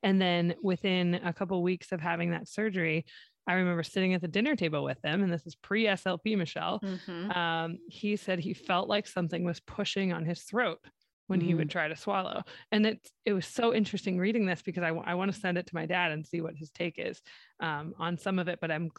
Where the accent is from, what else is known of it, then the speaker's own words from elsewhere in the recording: Ohio, United States; moved away; also born or lived in West Texas; I'm from Ohio